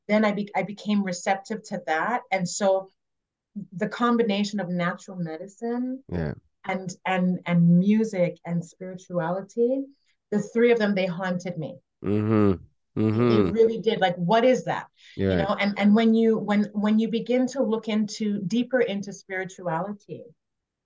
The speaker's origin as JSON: {"language": "English", "town": "Montreal", "region": "Quebec", "country": "Canada", "tie": "born or raised there", "moved": "yes", "said": "I was born and raised in Montreal to a musical family"}